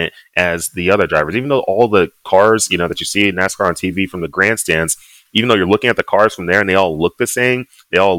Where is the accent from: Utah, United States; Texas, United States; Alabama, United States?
Texas, United States; Dallas; moved away as an adult; also born or lived in Annapolis, Maryland; now in Southern California, United States; growing up in Dallas, football was the biggest thing